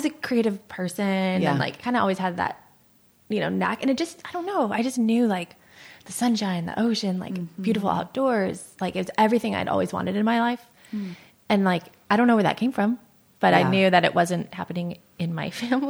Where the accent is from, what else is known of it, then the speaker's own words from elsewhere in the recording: Michigan and Ohio, Midwest, United States; moved away as an adult; now in California, United States; I am a Midwest girl. So yeah, I grew up in Michigan and Ohio, and I moved to California when I was 18. So I've now lived in California longer than I didn't.